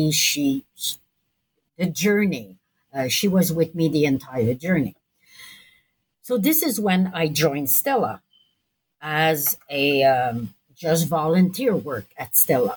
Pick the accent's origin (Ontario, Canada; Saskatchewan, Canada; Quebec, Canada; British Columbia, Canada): Quebec, Canada; Montreal; I'm from Montreal